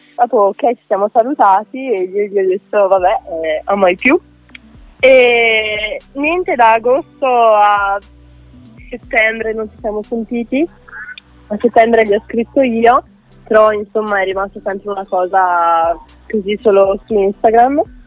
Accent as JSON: {"language": "Italian", "region": "Veneto", "country": "Italy", "moved": "yes", "lives_now": "Ferrara, Italy", "said": "adesso sono a Ferrara, però io sono veneta"}